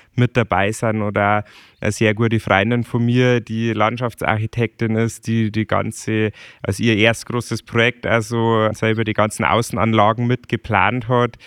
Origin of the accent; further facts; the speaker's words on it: Chiemgau, Bavaria, Germany; irgendwann mag ich wieder zurück ins Chiemgau, weil es bei uns einfach ja. so schön ist